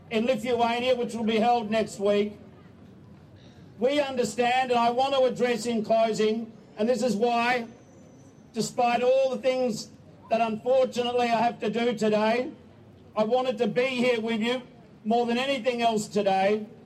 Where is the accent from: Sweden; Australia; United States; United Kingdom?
Australia; I am here both as a Australian and representing the government